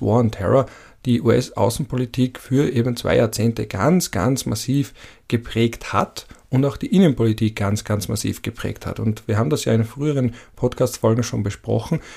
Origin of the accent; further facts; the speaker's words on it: Vienna, Austria; als Wiener Betonkind